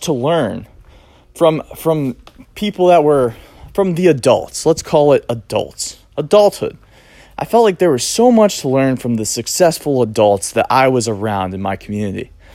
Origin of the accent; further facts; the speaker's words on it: Cape Cod, Massachusetts, United States; I grew up here on Cape Cod, Massachusetts